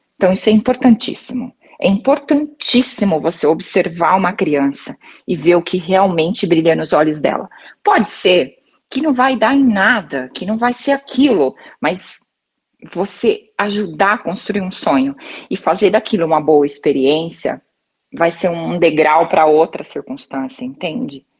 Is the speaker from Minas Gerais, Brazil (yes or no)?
no; Maringá, Paraná, Brazil; eu sou de Maringá, no Paraná